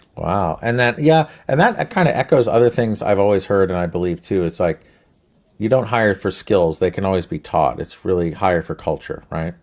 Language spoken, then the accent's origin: English; New Jersey, United States; we're from Jersey